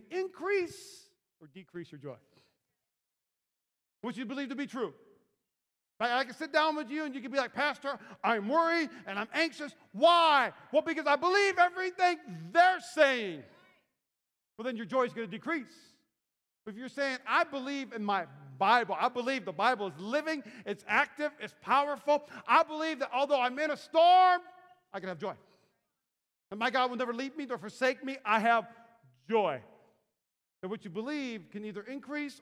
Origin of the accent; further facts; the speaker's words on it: North Dakota and Minnesota, Midwest, United States; moved away; I grew up in North Dakota and Minnesota